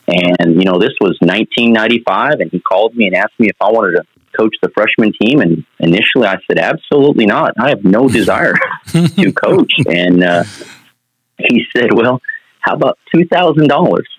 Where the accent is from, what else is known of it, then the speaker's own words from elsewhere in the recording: Portales, New Mexico, United States; moved away; I'm originally from Portales, New Mexico, so that's a mm that's a mm-hmm. small town in eastern New Mexico. Single parents household. Grew up with just my mother